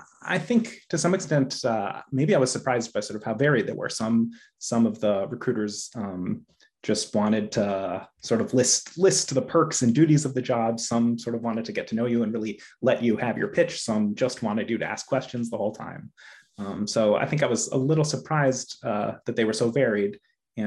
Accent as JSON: {"language": "English", "town": "Chicago", "region": "Illinois", "country": "United States", "moved": "yes", "lives_now": "Sharon, United States", "said": "I'm originally from the Chicago area, but now I live in Sharon, Massachusetts"}